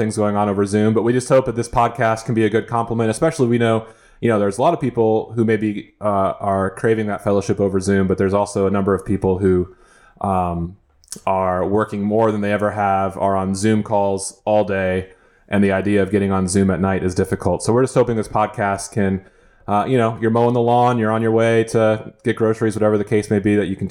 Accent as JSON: {"language": "English", "region": "South Dakota", "country": "United States", "tie": "born or raised there", "moved": "yes", "said": "Growing up in South Dakota"}